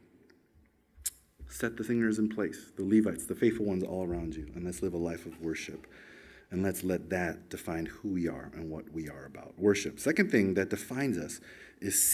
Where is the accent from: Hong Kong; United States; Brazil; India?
United States; moved away as an adult; now in Australia; when I was 18 years old, growing up in America.